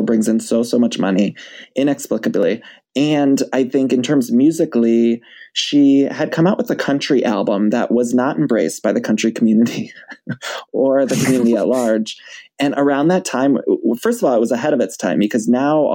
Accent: Ohio, United States; also born or lived in Chicago; now in California, United States; I'm from Ohio. And then I lived in Chicago for a couple years before California. So I'm Midwest.

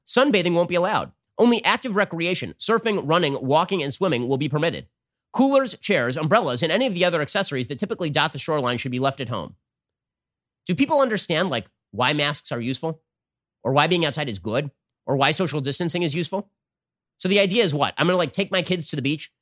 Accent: California, United States; the state of California, my home state

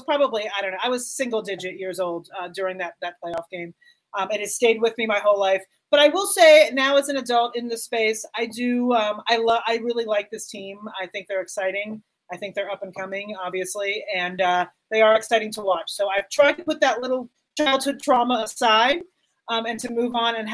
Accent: Miami, Florida, United States; moved away; when I was a kid, I grew up in Miami

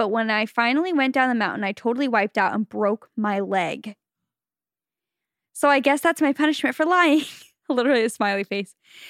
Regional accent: Utah, United States; I grew up in Utah and assumed everyone knew how to ski and snowboard besides me.

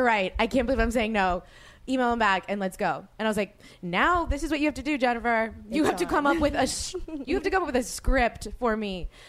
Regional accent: New Orleans, Louisiana, United States; now in Los Angeles, United States; I asked my friend Sheena Menina this back, who I grew up with in New Orleans

